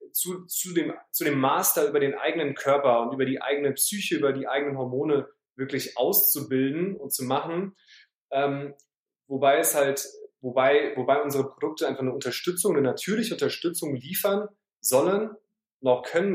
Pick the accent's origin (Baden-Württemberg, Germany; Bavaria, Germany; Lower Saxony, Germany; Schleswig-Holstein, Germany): Baden-Württemberg, Germany; Heidelberg; moved away as an adult; now in Hamburg, Germany; Ich bin in, äh, im Süden geboren, in Heidelberg, wo ich auch gerade jetzt bin, bei meinen Eltern zu Hause übers Wochenende. Aber seit 2012 Wahlhamburger